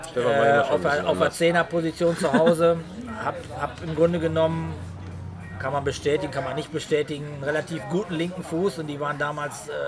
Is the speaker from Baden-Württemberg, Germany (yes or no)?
no; Oerlinghausen, North Rhine-Westphalia, Germany; Ja, ich bin in Oerlinghausen aufgewachsen, habe dann, keine Ahnung, da relativ lange verweilt und bin dann über den Fußball in, in andere Regionen reingekommen